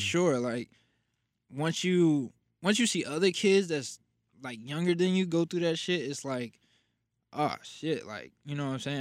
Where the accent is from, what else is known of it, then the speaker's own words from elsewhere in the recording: Passaic, New Jersey, United States; I am from Passaic, New Jersey, born and raised.